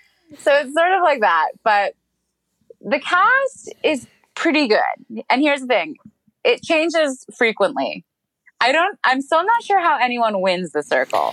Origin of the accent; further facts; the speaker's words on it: United States; But no, Americans want fucking big trucks running things over, okay? That's what we want here.